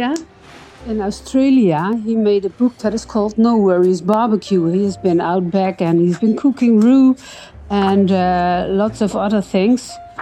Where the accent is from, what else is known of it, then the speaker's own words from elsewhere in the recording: Netherlands; I'm from the Netherlands